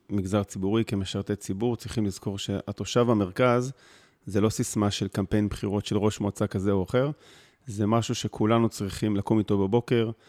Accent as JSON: {"language": "Hebrew", "region": "Northern District", "country": "Israel", "tie": "born or raised there", "lives_now": "Mitzpe Ilan, Israel", "said": "ילדים, מתגוררים ביישוב הקהילתי מצפה אילן במועצה אזורית מנשה. גדלתי בגולן, תואר ראשון בעבודה סוציאלית"}